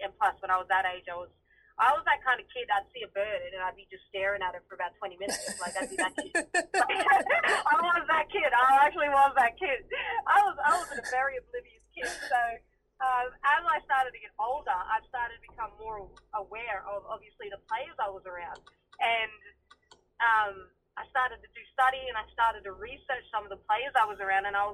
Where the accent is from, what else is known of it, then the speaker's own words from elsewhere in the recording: Mount Isa, Queensland, Australia; moved away as an adult; now in Caboolture, Australia; I'm always proud to say I grew up in Mount Isa